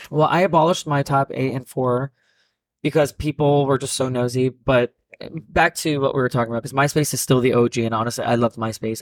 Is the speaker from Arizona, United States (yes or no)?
no; New Jersey, United States; I'm from Jersey